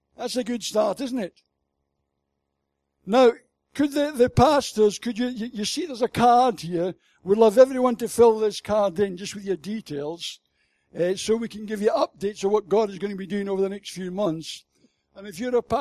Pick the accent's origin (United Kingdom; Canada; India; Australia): United Kingdom; Scotland; As a Scotsman